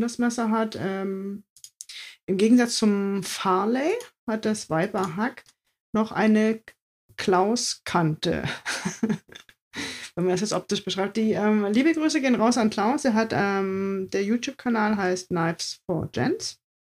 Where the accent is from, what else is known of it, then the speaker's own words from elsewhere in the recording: East Germany, Germany; meine Kindheit in der DDR